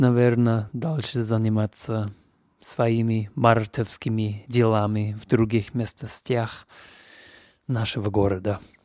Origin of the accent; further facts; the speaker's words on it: Canada; Russian is a second language; now in Leipzig, Germany; Я из Канады, но я живу и вещаю сейчас из любимого города Лейпциг